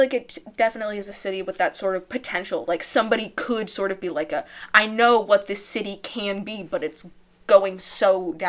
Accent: St. Louis, Missouri, United States; Guys, we're from St. Louis, so.

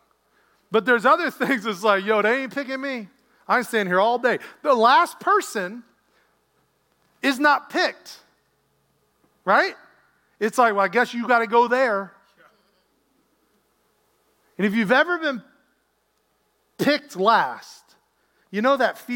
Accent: Lynchburg, Virginia, United States; moved away; I grew up in Lynchburg. There's one mall.

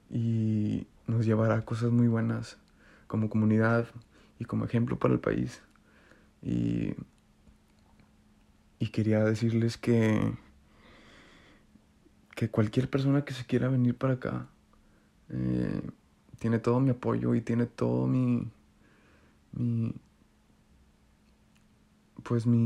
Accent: Torreón, Coahuila, Mexico; now in Canada; he aprendido bastantes cosas desde que me vine de Torreón

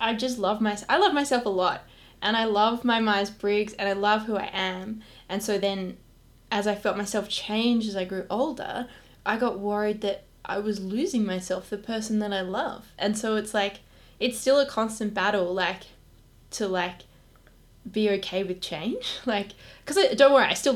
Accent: Perth, Western Australia, Australia; moved away; I'm from Perth

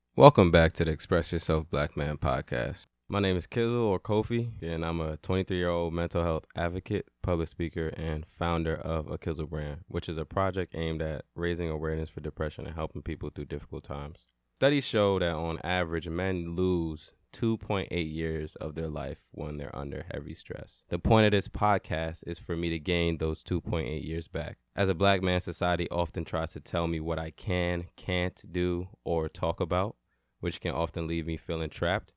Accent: New York City, New York, United States; also born or lived in Brooklyn; I was born in Brooklyn and I moved to Queens when I was five

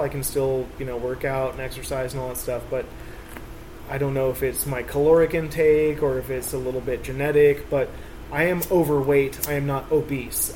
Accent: Grass Valley, California, United States; also born or lived in Oakland, California / Alameda, California; my city that I grew up in here in Grass Valley. I, from second grade to now, I've been in Grass Valley.

